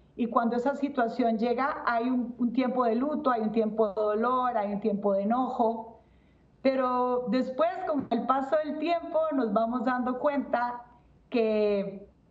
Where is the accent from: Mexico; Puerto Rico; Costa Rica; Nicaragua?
Costa Rica; now in Atlanta, United States; yo soy de Costa Rica, pero yo en Atlanta